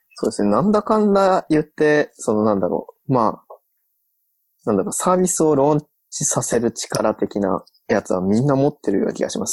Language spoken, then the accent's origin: Japanese; Osaka, Japan; moved away; 大阪は地元なんで、地元に帰る気がない